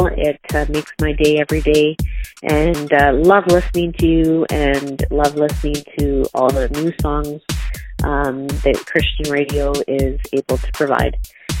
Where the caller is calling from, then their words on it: Timmins, Ontario, Canada; I am calling from Timmins, Ontario, listening on KFM radio.